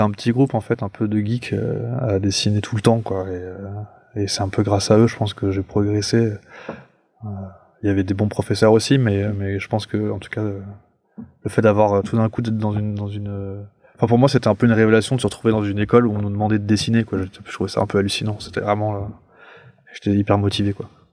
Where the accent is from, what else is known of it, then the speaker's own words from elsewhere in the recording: Paris, Île-de-France, France; je suis un Parisien, moi, genre vraiment pure pure souche, et, donc je vivais dans un appartement.